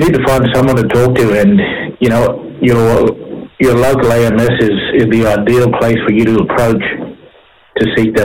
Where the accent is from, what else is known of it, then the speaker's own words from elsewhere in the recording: Cherbourg, Queensland, Australia; people that I grew up with and that I know from, you know, from growing up in Cherbourg